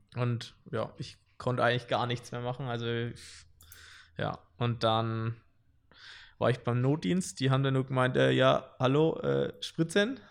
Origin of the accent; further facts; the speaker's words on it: Wilhelmsdorf, Bavaria, Germany; ich komme aus Wilhelmsdorf, sag ich mal, ein bisschen außerhalb von Nürnberg